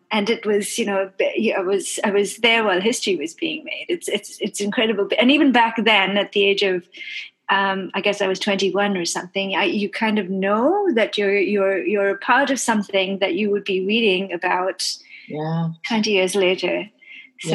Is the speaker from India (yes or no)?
yes; Kolkata, West Bengal, India; accent: odd accent; moved away as an adult; also born or lived in England / United States / Germany; now in Toronto, Canada; I'm Indian. I still hold an Indian passport. I was born and raised in Calcutta. I still call it Calcutta, although the name these days is Kolkata.